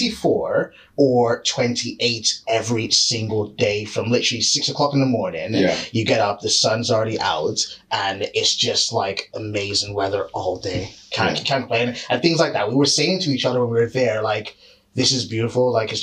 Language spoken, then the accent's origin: English; Canada; now in United Kingdom; originally from Canada. So that's why my accent sounds very, very offish because like I'm a guy who's been living here for like 20 odd years and I'm sort of like a hybrid of all the accents I've had.